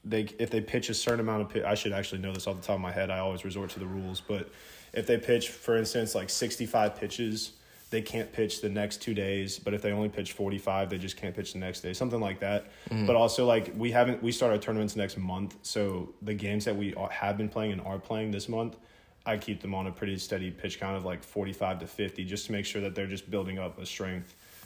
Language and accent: English; Jacksonville, Florida, United States; also born or lived in South Carolina; I grew up in Jacksonville, been here my whole life, born and raised